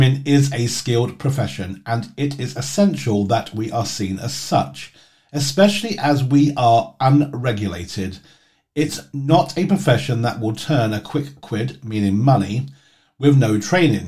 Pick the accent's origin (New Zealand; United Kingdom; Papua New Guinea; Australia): United Kingdom; England; moved away as an adult; also born or lived in United States; when I moved back to England